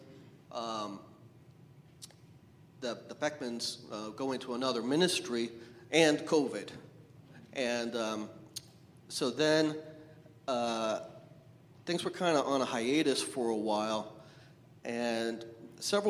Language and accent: English; New Hampshire, United States; now in Southern California, United States; I grew up in New Hampshire, not in the Midwest, but Northeast.